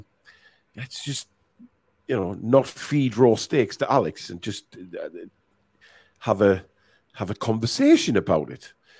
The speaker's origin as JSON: {"language": "English", "region": "England", "country": "United Kingdom", "said": "we're English"}